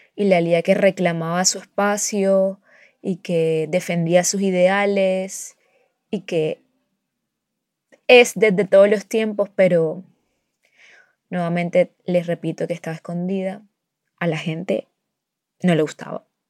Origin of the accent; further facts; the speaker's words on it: a town near Barranquilla, Atlántico, Colombia; yo vivo en un pueblo cerca de Barranquilla